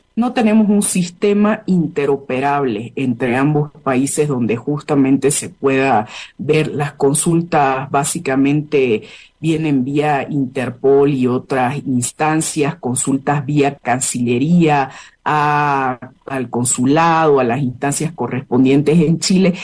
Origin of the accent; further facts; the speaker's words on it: Bolivia; nosotras como bolivianas